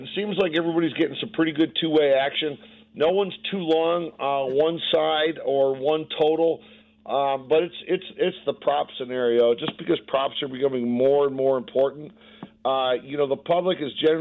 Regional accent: Detroit, Michigan, United States; now in Las Vegas, United States; I grew up in Detroit

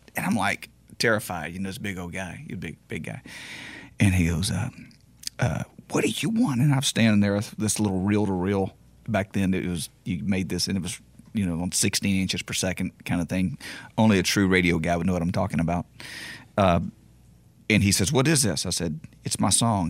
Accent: Beaumont, Texas, United States; … played in my hometown of, of Beaumont uh, on a show, and he actually knows I'm from there

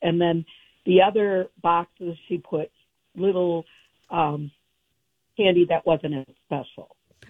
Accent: Owatonna, Minnesota, United States; And then we're from Owatonna.

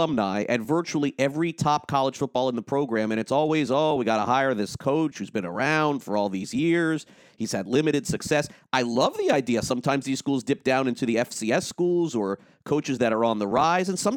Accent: South Florida, United States; I grew up in South Florida, attended the University of Florida in Gainesville

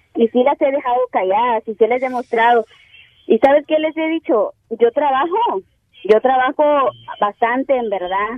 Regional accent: El Salvador; now in Brownsville, United States; Yo soy del Salvador

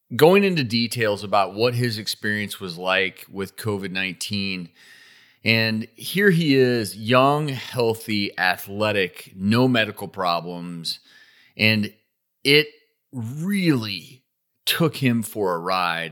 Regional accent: Midwest, just outside of St. Louis, Missouri, United States; We both grew up in the Midwest

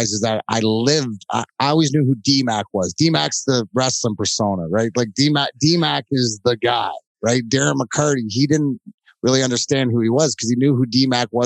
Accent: Leamington, Ontario, Canada; now in United States; I came from Leamington, Ontario. Right, I grew up with a bunch of guys that worked, you know, in the fields

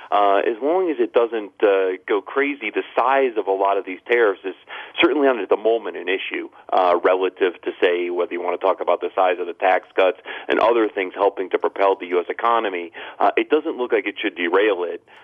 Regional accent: Ohio, United States; now in Philadelphia, United States; I'm originally from Ohio

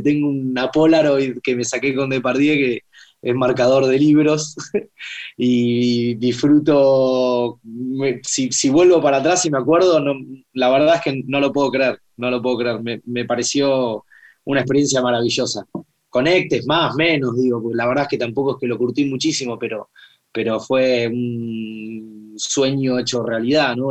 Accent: Buenos Aires, Argentina; Yo nací acá, en Buenos Aires, eh, por Belgrano

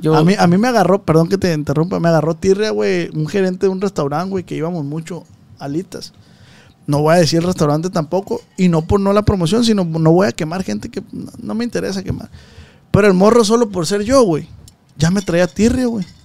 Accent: Culiacán, Sinaloa, Mexico; Yo soy de Culiacán

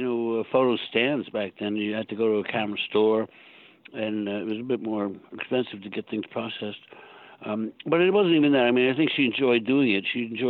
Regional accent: Long Island, New York, United States; also born or lived in Southern Illinois; I grew up on Long Island.

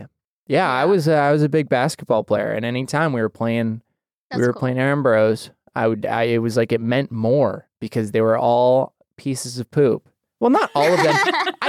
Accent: Idaho, United States; I went to a small private Christian school growing up in Idaho

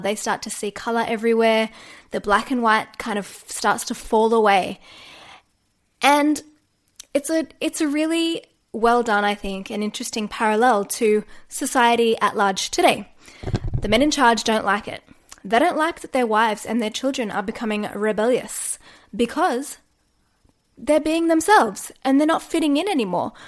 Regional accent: Australia; accent: Australian; also born or lived in Newcastle, New South Wales; I am a yoga teacher based in Newcastle, New South Wales, and if you can't tell from the accent, I am Australian.

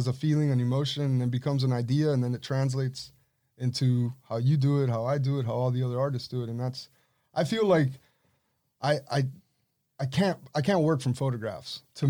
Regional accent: Punta Gorda, Florida, United States; Like, growing up in Punta Gorda, it was just a different life.

